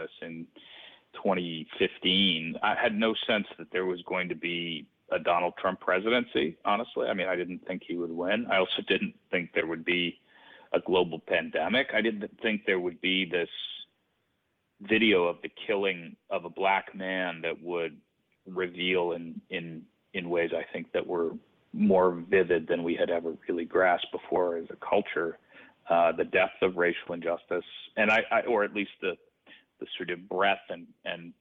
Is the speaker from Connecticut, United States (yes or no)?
yes; Greenwich, Connecticut, United States; my hometown, Greenwich, Connecticut